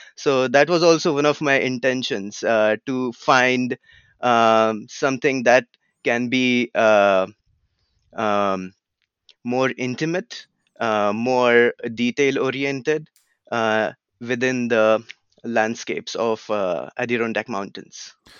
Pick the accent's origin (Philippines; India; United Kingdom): India; Pune, Maharashtra; also born or lived in California; now in United States; where I grew up in India, it's a city called Pune